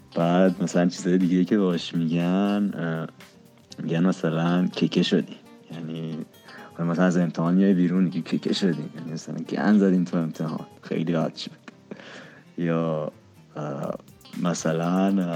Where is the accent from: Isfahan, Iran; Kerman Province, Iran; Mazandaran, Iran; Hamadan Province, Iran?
Isfahan, Iran; moved away as an adult; now in Tehran, Iran; من بزرگ شده اصفهانم اصالتا شیرازی هم بزرگ شده اصفهانم الانم خب تهران درس میخونم